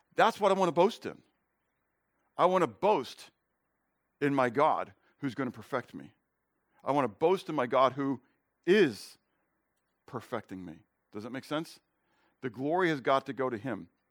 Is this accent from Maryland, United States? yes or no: no; Pittsburgh, Pennsylvania, United States; I grew up in Pittsburgh